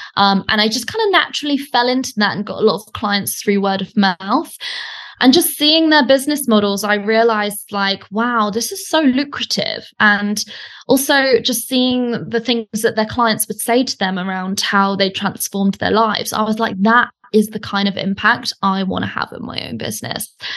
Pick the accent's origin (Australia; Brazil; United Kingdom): United Kingdom; accent: British; moved away as an adult; now in Bali, Indonesia; as you can probably tell from my accent, I'm British, um, but I actually live in Bali and I've been here for the last three years